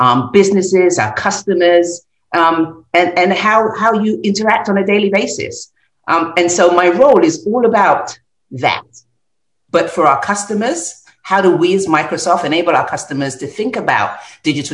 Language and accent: English; London, United Kingdom; as a young child, you know, growing up in North London